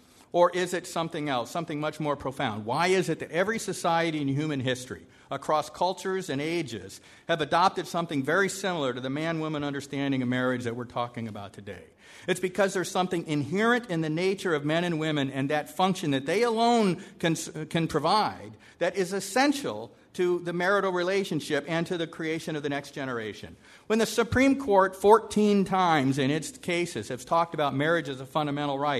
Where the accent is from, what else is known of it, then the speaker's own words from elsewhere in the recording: California, United States; I'm from California